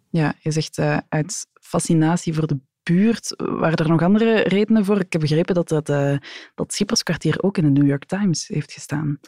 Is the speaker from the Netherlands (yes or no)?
no; Antwerp, Flanders, Belgium; Ik als Antwerpenaar kom daar eigenlijk niet zo graag